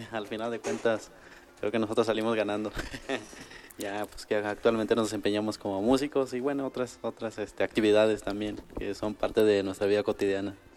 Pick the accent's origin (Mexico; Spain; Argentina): Mexico; Wixárika territory; pertenecientes a la, comunidad wixárika